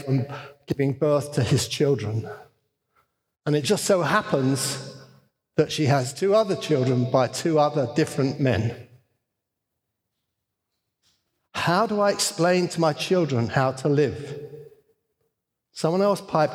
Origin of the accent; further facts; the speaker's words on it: United States; As American Christians